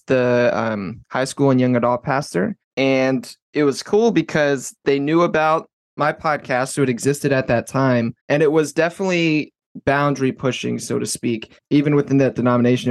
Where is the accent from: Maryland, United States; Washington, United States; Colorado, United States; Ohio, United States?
Maryland, United States; Baltimore; also born or lived in South Florida; I'm from Maryland, uh, Baltimore.